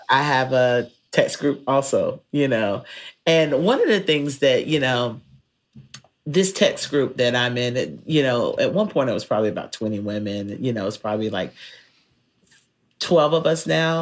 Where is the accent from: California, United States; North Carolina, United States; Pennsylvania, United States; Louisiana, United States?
North Carolina, United States; now in Texas, United States; growing up in North Carolina